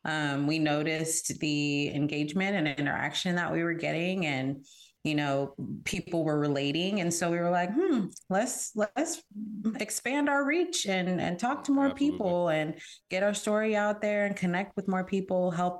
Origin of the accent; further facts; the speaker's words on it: San Diego, California, United States; moved away as an adult; also born or lived in Houston, Texas; now in Austin, United States; originally from San Diego, California, and I reside in Austin, Texas now. Imagine that, Cali to Texas.